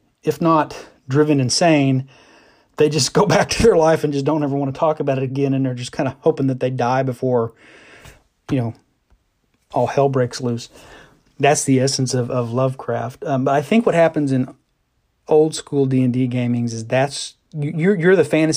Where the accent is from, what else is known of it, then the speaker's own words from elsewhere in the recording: Northeast Oklahoma, United States; I'm from Oklahoma. I'm from Northeast Oklahoma